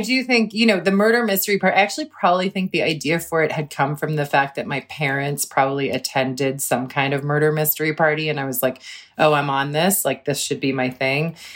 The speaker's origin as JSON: {"language": "English", "town": "Cambridge", "region": "Massachusetts", "country": "United States", "tie": "born or raised there"}